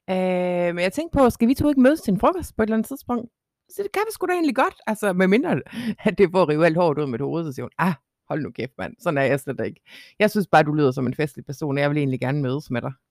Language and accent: Danish; Jutland, Denmark; Så siger jeg, jeg er fra Jylland.